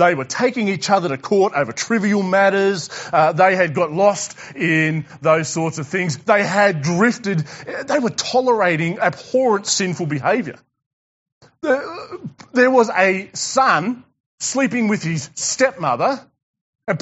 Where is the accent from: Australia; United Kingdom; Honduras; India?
Australia; Tasmania; I'm from Tassie